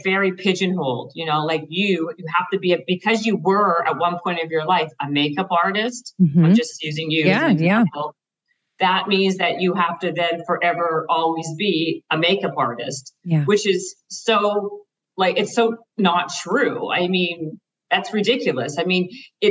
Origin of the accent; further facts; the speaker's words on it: Canada; moved away as an adult; now in Los Angeles, United States; I'm Canadian.